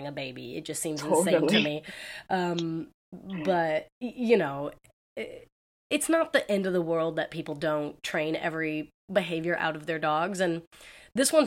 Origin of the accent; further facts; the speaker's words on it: Southern California, United States; growing up in Southern California